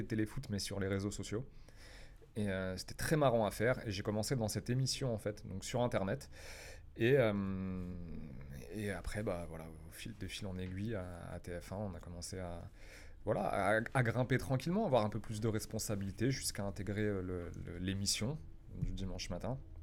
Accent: France; moved away as an adult; now in Paris, France; Je viens d'une petite ville de province

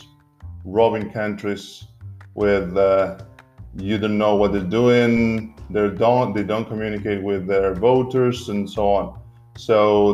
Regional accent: Argentina; now in Berlin, Germany; my home country, Argentina, even though I'm an Italian citizen as well. I believe my home country is Argentina

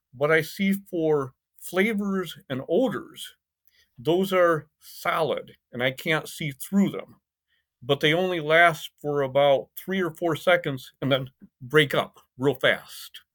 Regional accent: Michigan, United States; also born or lived in Indiana / Taiwan / Caribbean; now in Summerville, South Carolina, United States; I was born in Michigan. in the United States and grew up in Michigan and Indiana

